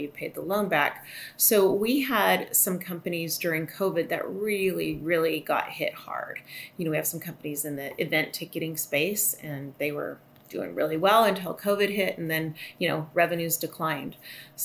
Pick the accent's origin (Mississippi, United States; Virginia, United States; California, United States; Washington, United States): Washington, United States; Seattle; I'm from Seattle. I'm sitting here right outside of Seattle now